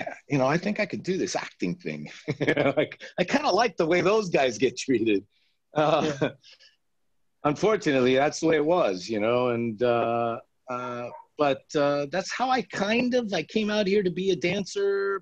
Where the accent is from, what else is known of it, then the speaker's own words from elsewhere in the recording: Las Vegas, Nevada, United States; now in Los Angeles, United States; I grew up in Las Vegas